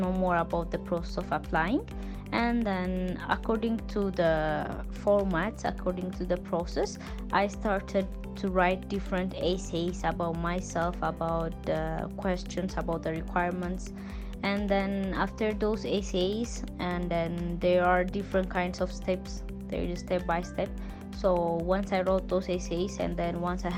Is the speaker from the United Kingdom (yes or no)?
no; Ethiopia; from Ethiopia